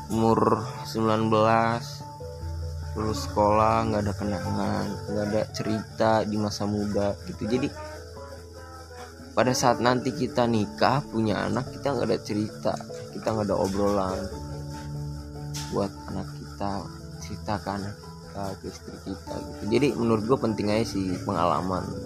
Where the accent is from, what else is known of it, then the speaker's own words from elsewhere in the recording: Tegal, Central Java, Indonesia; also born or lived in Tangerang; Asal gue dari Jawa, gue lama di Tangerang, jadi gue jadi orang OTT, orang Tegal Tangerang.